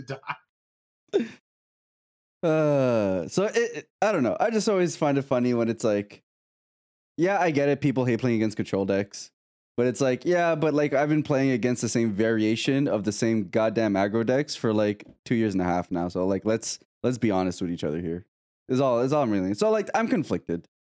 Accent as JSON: {"language": "English", "country": "Canada", "said": "I'm Canadian"}